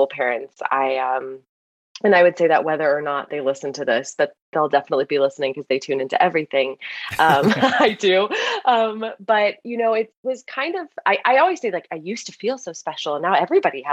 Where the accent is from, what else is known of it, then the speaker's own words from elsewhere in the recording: Los Angeles, California, United States; I grew up in Los Angeles, California